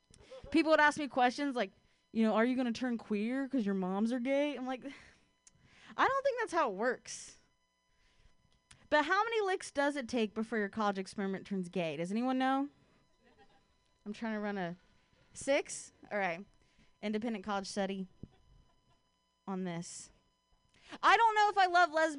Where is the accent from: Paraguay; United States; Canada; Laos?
United States; Ohio; now in San Francisco, United States; I'm from Ohio